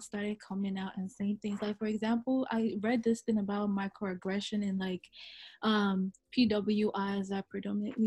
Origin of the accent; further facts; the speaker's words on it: Nigeria; now in United States; I wasn't born here. Like, I lived in Nigeria.